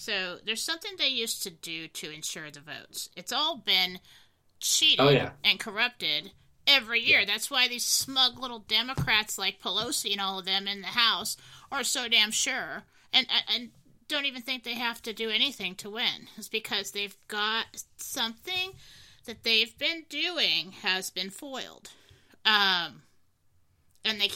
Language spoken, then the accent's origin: English; California, United States; I grew up in California.